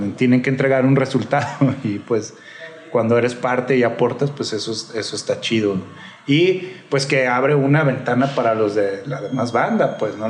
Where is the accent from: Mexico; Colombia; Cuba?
Mexico; Guadalajara, Jalisco; also born or lived in California / Mexico City; now in Guadalajara, Mexico; yo soy de aquí de Guadalajara, yo nací aquí y pues anduve en Califa y todo ese rollo y después ya me regresé a DF.